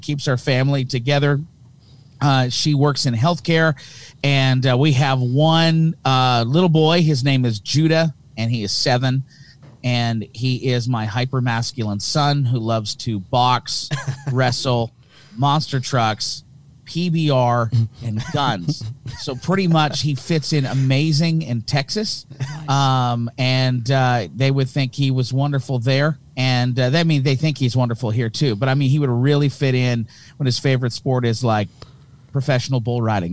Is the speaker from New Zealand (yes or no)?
no; Hamilton, Ontario, Canada; accent: thick Canadian; I'm from Hamilton, Ontario, Canada